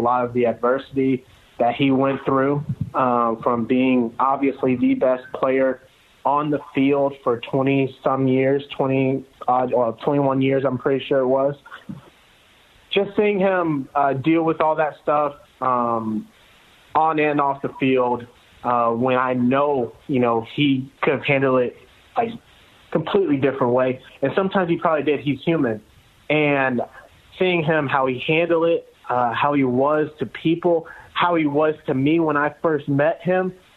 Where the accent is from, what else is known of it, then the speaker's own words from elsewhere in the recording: outside of Atlanta, Georgia, United States; I'm from outside of Atlanta